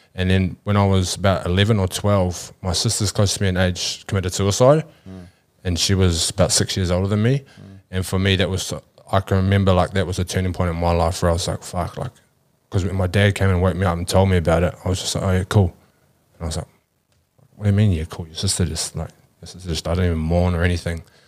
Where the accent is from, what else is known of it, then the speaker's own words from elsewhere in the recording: New Zealand; moved away; I grew up back in New Zealand